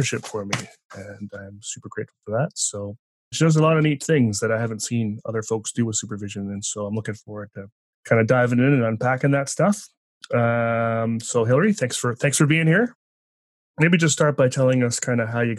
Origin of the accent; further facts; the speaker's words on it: East Coast, Canada; now in British Columbia, Canada; grew up on the East Coast